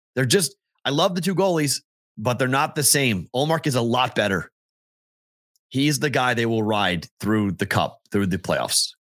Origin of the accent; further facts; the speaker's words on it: Andover, Massachusetts, United States; Andover, my hometown